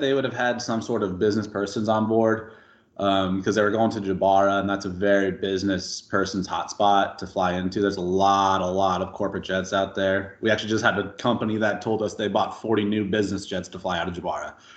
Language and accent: English; Albuquerque, New Mexico, United States; moved away as an adult; I was born and raised in uh, Albuquerque, New Mexico. Um, lived there for 18, 19 years